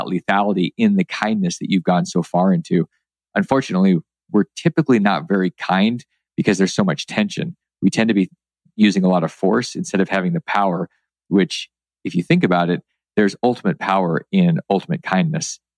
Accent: Alaska, United States; where I grew up in Alaska

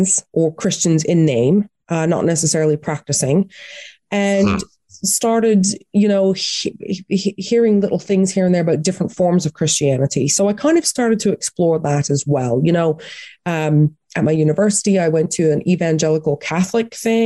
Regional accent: Atlantic Canada, Canada; now in United Kingdom; I grew up in Atlantic Canada

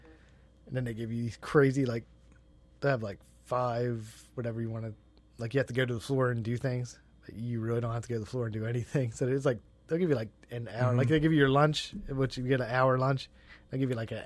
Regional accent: New Jersey, United States; we're from Jersey.

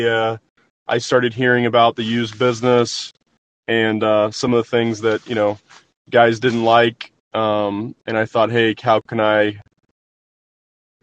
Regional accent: southern Illinois, United States; I actually grew up in a small farm town in southern Illinois

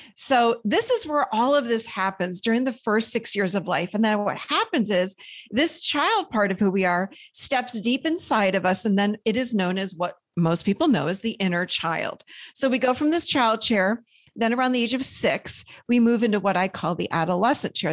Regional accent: Rochester, New York, United States; also born or lived in Nashville, Tennessee; now in North Carolina, United States; I grew up in Rochester, New York, so in a snowbank, really, in the winters.

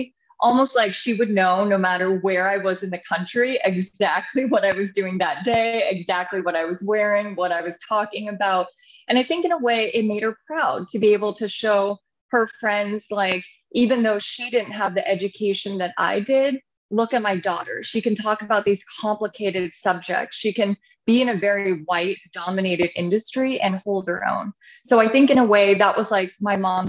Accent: Santa Rosa, California, United States; also born or lived in Los Angeles, California; I grew up in California, Northern Bay Area in Santa Rosa.

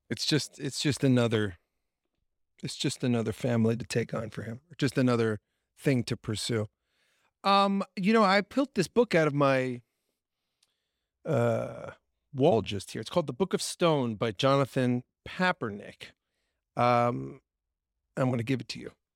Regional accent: Long Island, New York, United States; I grew up on Long Island

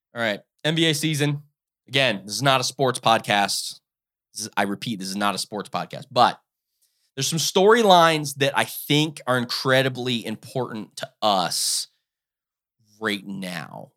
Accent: Ohio, United States; I live in Ohio. I'm from Ohio

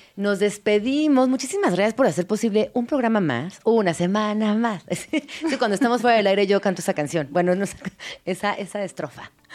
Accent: Mexico City, Mexico; como soy chilanga

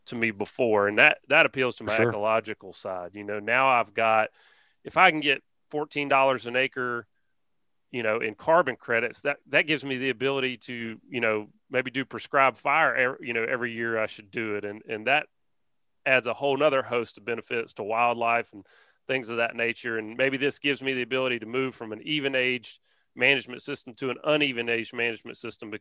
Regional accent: Alabama, United States; We're from Alabama

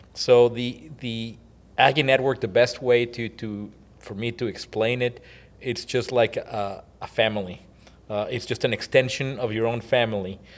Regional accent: Mexico; moved away as an adult; also born or lived in College Station, Texas; now in United States; I was born and raised in Mexico

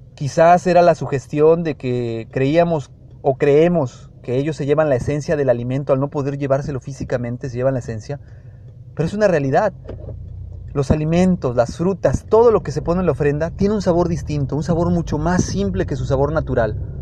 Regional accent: Mexico; en México somos un país de tradiciones

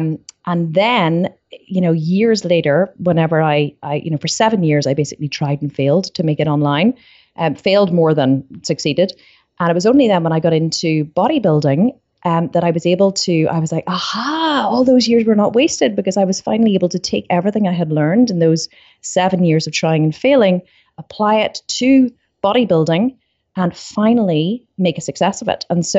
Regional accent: Ireland; I had this really strong urge to say it in like an American accent, which would be really bad because I'm Irish. But what's up is not a very Irish thing.

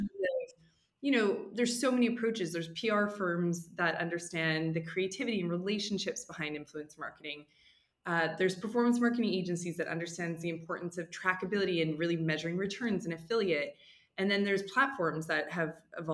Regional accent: Western Canada, Canada; moved away as an adult; now in New York, United States; I'm originally from Western Canada. So I was born and raised in Canada

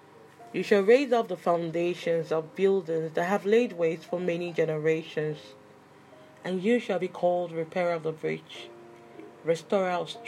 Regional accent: Nigeria; As a Nigerian

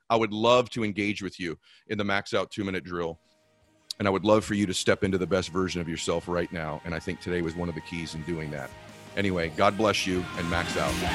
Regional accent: California, United States; I was from California

